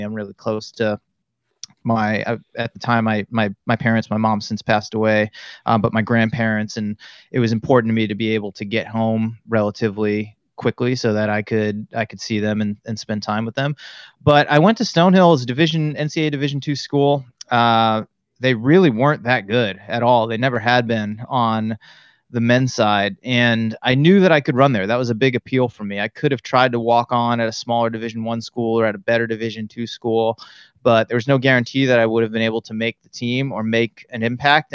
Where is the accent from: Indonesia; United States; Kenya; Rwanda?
United States; Auburn, Massachusetts; moved away as an adult; now in California, United States; I was born and raised in Central Massachusetts, a little town called Auburn